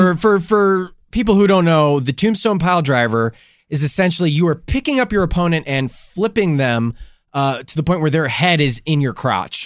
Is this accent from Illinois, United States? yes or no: yes; Chicago, Illinois, United States; I grew up in Chicago